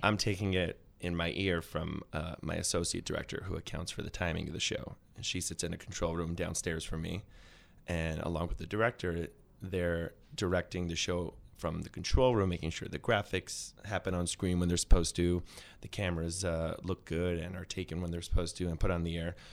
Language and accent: English; New York City, New York, United States; also born or lived in Upper West Side, Manhattan; I'm from Brooklyn originally. I grew up in Flatbush.